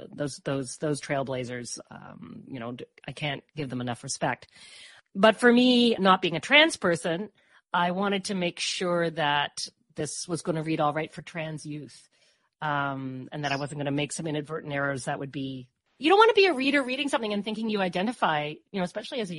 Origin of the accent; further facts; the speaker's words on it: Newfoundland and Labrador, Canada; now in Peterborough, Canada; growing up in Newfoundland, you know, we'd go to the beach